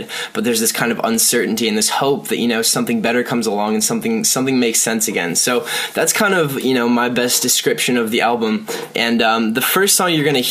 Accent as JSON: {"language": "English", "town": "Lindsay", "region": "Ontario", "country": "Canada", "tie": "born or raised there", "said": "I was born in Ontario, Canada, in this tiny little town called Lindsay, and there's pretty much nothing there, but that's the place that kind of, you know, made me want to make music"}